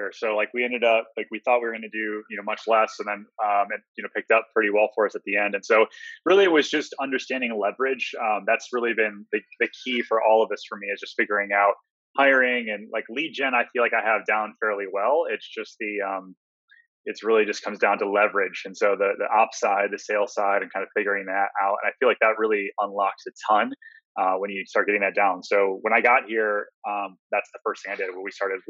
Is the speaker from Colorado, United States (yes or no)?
no; Detroit, Michigan, United States; moved away as an adult; also born or lived in Northville, Michigan; now in Florida, United States; I grew up in Detroit